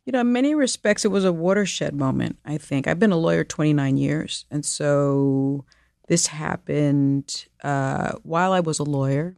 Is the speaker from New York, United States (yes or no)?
yes; New York City, New York, United States; I'm from the Bronx.